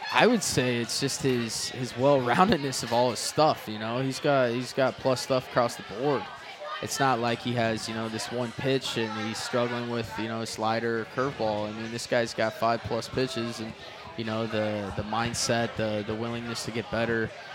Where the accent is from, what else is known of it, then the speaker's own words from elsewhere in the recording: Yuba City, California, United States; north of Yuba City, where I grew up.